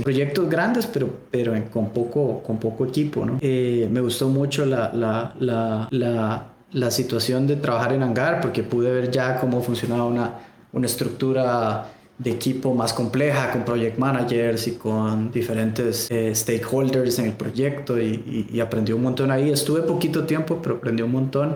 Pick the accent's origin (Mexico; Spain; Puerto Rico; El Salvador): El Salvador; moved away as an adult; yo soy salvadoreño en la Universidad de El Salvador